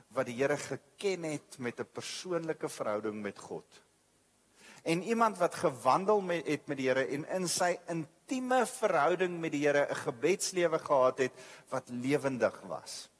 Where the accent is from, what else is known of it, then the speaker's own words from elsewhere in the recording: South Africa; ons is as as as groep, as Af Afrikaner, as Suid-Afrika